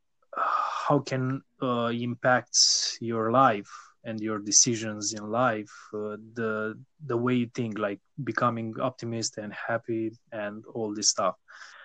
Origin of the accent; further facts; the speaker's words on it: Romania; also born or lived in Bucharest; I am from Romania